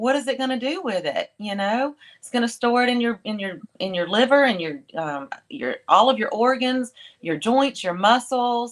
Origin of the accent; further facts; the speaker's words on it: the South, United States; We're from the South.